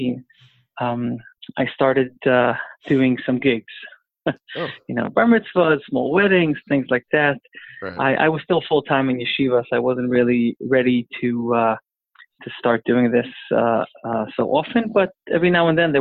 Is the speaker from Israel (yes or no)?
yes; Jerusalem, Jerusalem District, Israel; first language English; I was born and raised and grew up in Yerushalayim in a neighborhood called Neve Yaakov